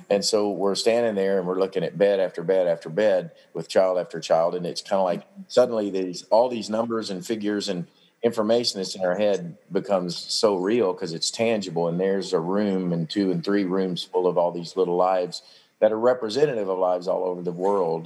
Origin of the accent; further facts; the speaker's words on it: Paducah, Kentucky, United States; Olivet Baptist Church, where I grew up in in Paducah